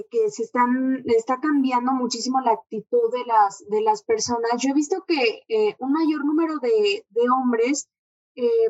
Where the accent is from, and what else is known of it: Mexico